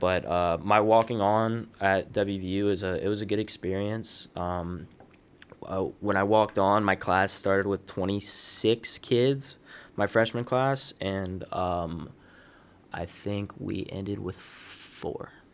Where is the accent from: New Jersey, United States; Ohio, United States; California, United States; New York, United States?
Ohio, United States; Columbus; I'm from Columbus, Ohio. Uh, I've wrestled, uh, for Westerville North, uh, which is a little suburb right outside of Columbus. Uh, I grew up in, like, the youth program